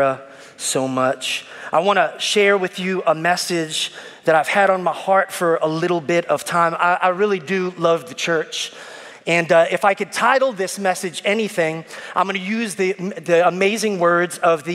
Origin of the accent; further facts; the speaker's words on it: New York City, New York, United States; moved away as an adult; now in Richmond, United States; I'm an Italian Puerto Rican from Brooklyn